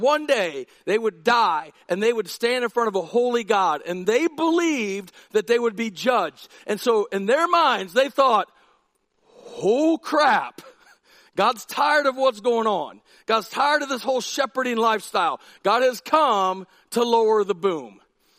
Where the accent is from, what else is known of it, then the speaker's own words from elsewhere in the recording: Massillon, Ohio, United States; moved away; In fifth grade, I went to Amherst Elementary School in Massillon, Ohio